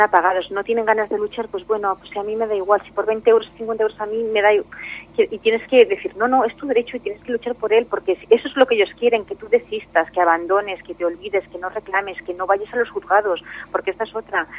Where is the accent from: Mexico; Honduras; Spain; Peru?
Spain; Castellón de la Plana, Valencian Community; yo soy de Castellón